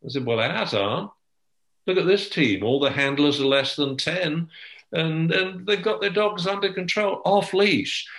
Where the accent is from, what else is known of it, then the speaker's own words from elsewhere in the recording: England, United Kingdom; I'm English